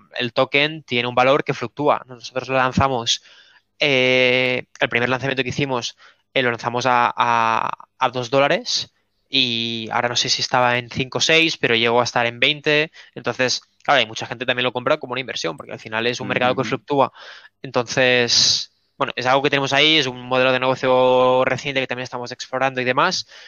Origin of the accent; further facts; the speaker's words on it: Spain; tres chavales de España de 22, 20 y 26 años